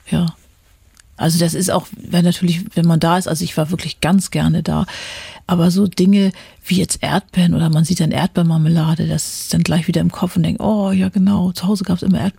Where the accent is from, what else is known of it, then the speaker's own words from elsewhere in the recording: Germany; Da hatte ich immer so als Deutsche, na, wenn das jetzt nicht mal irgendwie ein Hintergrund ist